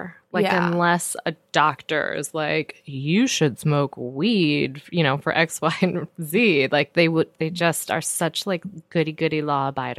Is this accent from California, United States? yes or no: no; Michigan, United States; moved away as an adult; also born or lived in Oregon; growing up in Michigan